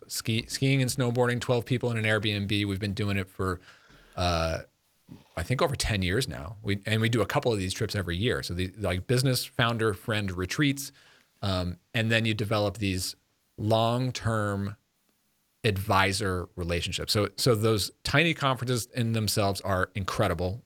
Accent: Long Island, New York, United States; moved away as an adult; now in Connecticut, United States; growing up in New York

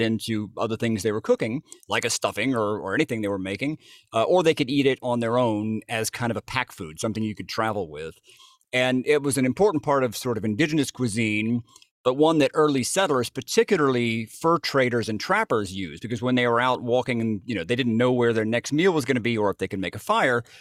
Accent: Jasper, Georgia, United States; I'm from Jasper, Georgia

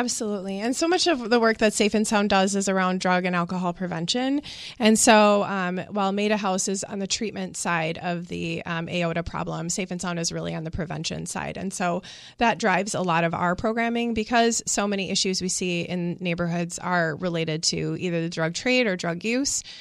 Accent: Milwaukee, Wisconsin, United States; moved away as an adult; I grew up in the Sherman Park neighborhood

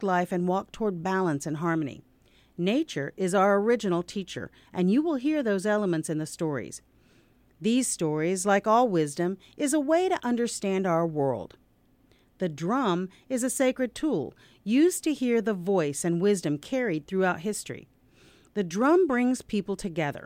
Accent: Cherokee, North Carolina, United States; now in St. Paul, United States; I grew up in Cherokee, North Carolina, on my tribe's original land

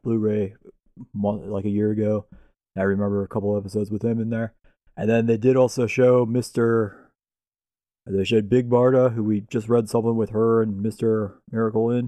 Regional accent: Cleveland, Ohio, United States; we're from the Cleveland area

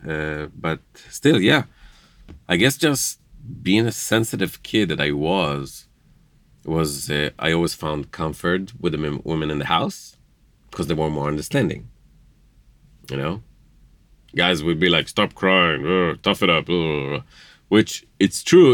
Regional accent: Jerusalem, Jerusalem District, Israel; now in Indiana, United States; born and raised in Jerusalem, uh, grew up in Jerusalem, uh, raised as Jewish in Israel.

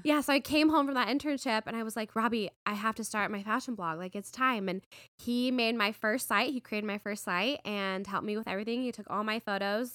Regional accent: Las Vegas, Nevada, United States; moved away as an adult; also born or lived in New York / San Francisco; now in Arizona, United States; I grew up in Vegas

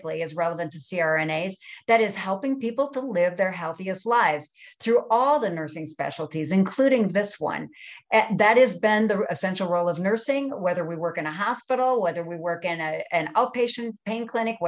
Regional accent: rural North Dakota, United States; moved away; Coming out of rural North Dakota, I saw the difference that people would have in terms of access to healthcare from my small rural communities to urban areas

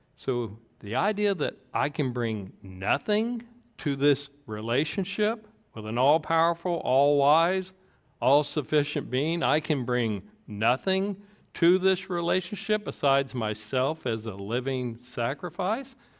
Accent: the South, Georgia, United States; I grew up in the South in, uh, Georgia

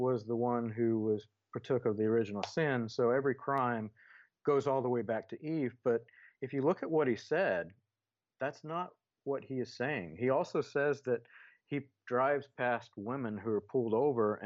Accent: the South, United States; I grew up, a large part of my life, I grew up in the South.

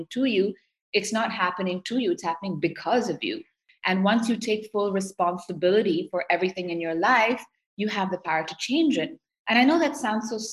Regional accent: Seoul, South Korea; I grew up in Seoul, South Korea.

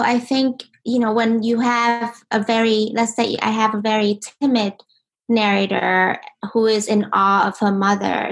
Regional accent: Ho Chi Minh City, Vietnam; now in United States; I was born in Vietnam, in Ho Chi Minh, and um, you know, life in Vietnam was really a special thing

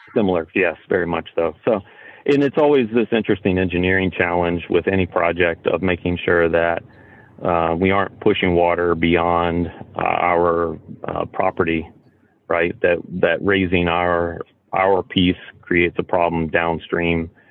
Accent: Roanoke, Virginia, United States; I grew up outside of Roanoke, Virginia

